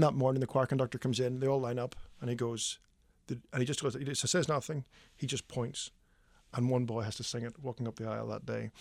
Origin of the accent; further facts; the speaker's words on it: Belfast, Northern Ireland, United Kingdom; moved away as an adult; also born or lived in Midwest, United States; now in Nashville, United States; my wife and I grew up in Ireland